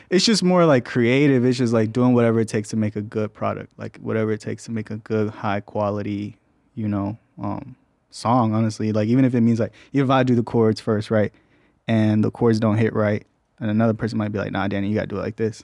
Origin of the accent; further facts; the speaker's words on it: Mexico; I'm from Mexico, so that's really where my heart's